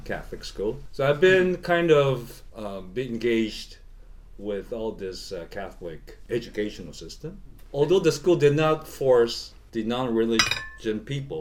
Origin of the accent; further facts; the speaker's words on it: Japan; I was born here in Japan. I have a Chinese father and Japanese mother